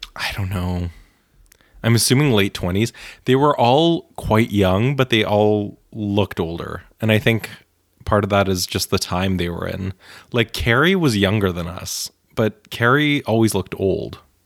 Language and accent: English; Bialystok, Podlaskie Voivodeship, Poland; now in New York, United States; I was born in Bialystok